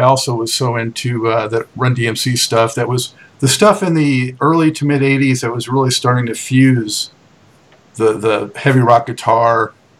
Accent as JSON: {"language": "English", "town": "Santa Monica", "region": "California", "country": "United States", "tie": "born or raised there", "said": "I grew up in Santa Monica."}